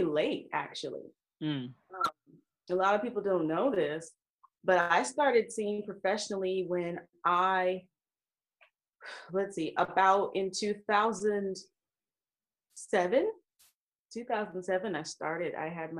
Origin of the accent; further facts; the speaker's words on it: Southern California, United States; also born or lived in Rialto, California / Los Angeles / Orange County; I am a Southern California native